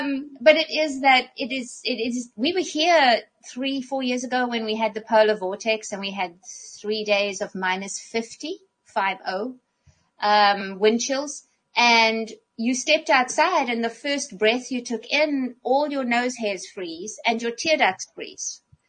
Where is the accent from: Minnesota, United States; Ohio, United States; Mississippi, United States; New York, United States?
Minnesota, United States; So I am a Minnesotan.